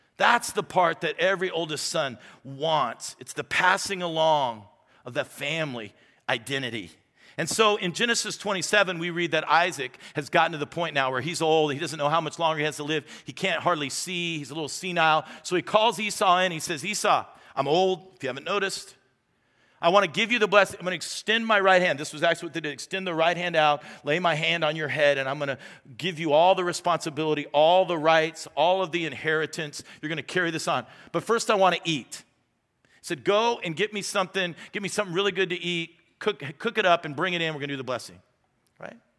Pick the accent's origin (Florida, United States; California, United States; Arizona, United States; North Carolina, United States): Arizona, United States; Tucson; also born or lived in Phoenix, Arizona; For the first eighteen years of my life, that's what I would call Tucson. It was my home.